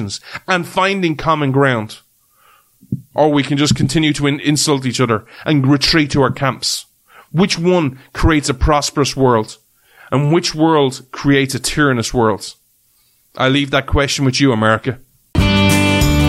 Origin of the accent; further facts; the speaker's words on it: Ireland; as an Irishman